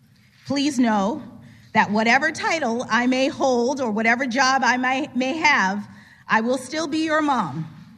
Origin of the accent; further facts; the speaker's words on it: Miami, Florida, United States; my hometown of Miami, Florida.